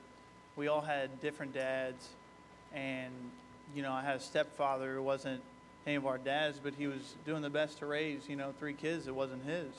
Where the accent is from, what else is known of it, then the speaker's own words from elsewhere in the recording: Bedford, Kentucky, United States; also born or lived in Louisville, Kentucky; I was born in Louisville, Kentucky. At a young age, lived in Bedford, Kentucky.